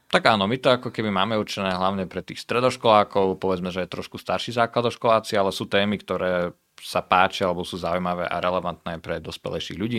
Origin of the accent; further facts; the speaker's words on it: Prešov, Prešov Region, Slovakia; also born or lived in Denmark / Canada; pochádzam z Prešova. Študoval som na gymnáziu v Prešove